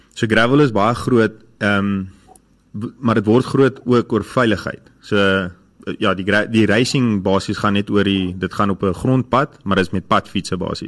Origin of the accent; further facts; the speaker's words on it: Middelburg, Mpumalanga, South Africa; now in Pretoria, South Africa; ek is eintlik van Middelburg af, maar ek ja. is op die oomblik nou in Pretoria.